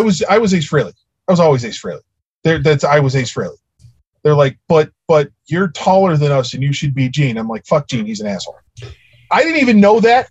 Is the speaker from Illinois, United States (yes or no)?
yes; Chicago, Illinois, United States; I'm a Chicago kid, for those of you that that can't tell from my accent